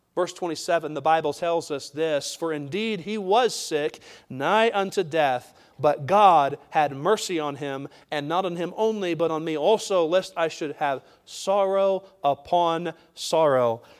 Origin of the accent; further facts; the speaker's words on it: United States; we as American citizens